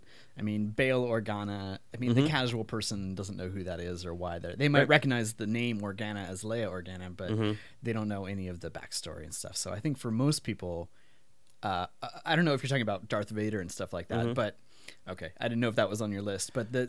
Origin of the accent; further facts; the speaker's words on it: Pacific Northwest, United States; And it looked like the environment I grew up in the Pacific Northwest.